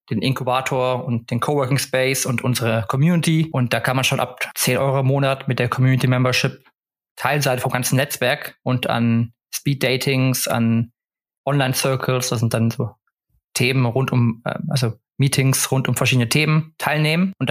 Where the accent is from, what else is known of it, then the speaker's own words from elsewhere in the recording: Stockholm, Stockholm County, Sweden; now in Cologne, Germany; ansonsten habe ich noch immer meine, meine alte Heimat Stockholm, die über mir schwebt, wo man immer zurück könnte. Aber aktuell bin ich erstmal happy